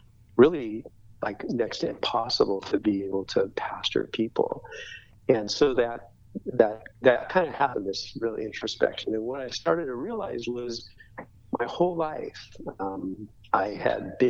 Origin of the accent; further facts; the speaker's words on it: Orange County, California, United States; moved away as an adult; now in Vero Beach, United States; growing up in Orange County